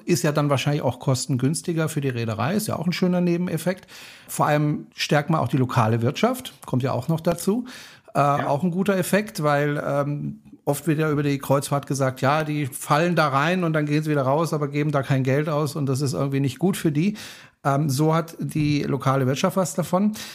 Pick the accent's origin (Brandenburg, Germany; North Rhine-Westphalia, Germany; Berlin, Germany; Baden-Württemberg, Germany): Baden-Württemberg, Germany; ich komme ja aus Baden